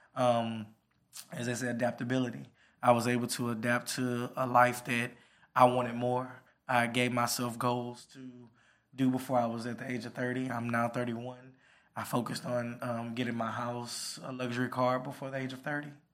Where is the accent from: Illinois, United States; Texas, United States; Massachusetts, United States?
Texas, United States; Port Arthur; I came from small little city, pulled off the Texas Atlanta, the Trill, the original Trill